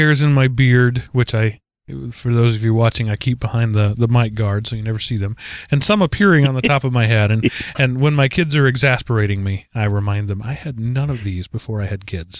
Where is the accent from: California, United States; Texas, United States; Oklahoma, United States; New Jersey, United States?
Texas, United States; as we would call growing up in the Texas cattle country where I grew up.